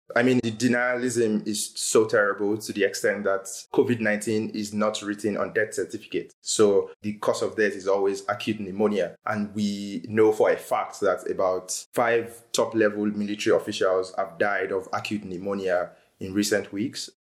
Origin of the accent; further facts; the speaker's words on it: Nigeria; now in South Africa; As a Nigerian living in South Africa